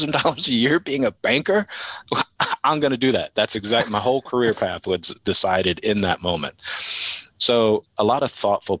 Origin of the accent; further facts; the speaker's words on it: Virginia Beach, Virginia, United States; I grew up in Virginia Beach, Virginia